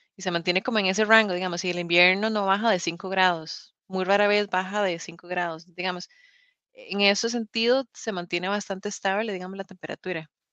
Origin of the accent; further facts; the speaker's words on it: Costa Rica; now in United Kingdom; yo soy tica